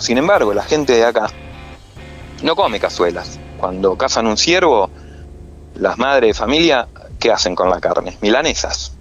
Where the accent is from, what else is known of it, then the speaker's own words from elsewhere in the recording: Buenos Aires, Argentina; moved away as an adult; also born or lived in Bariloche; now in Dina Huapi, Argentina; Yo soy nacido en Buenos Aires